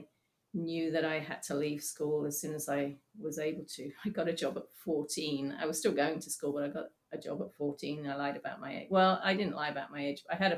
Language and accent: English; England, United Kingdom; also born or lived in Singapore; So I was born in Singapore. Then we moved back to England, and I think when I was 2 or 3, something like that, we went back to Singapore again for another couple of years, and then back to England again.